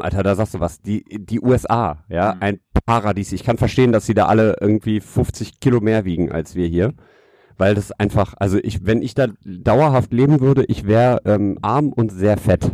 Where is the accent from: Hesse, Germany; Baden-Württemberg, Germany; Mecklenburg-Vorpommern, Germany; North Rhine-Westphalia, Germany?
North Rhine-Westphalia, Germany; Düsseldorf; ich als kleiner Stadtjunge hier